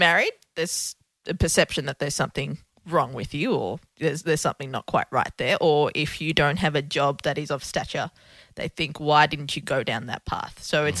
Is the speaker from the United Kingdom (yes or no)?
no; Colombo, Western Province, Sri Lanka; born there; I was born in Sri Lanka. In the capital city of Colombo, hence the package of the looks.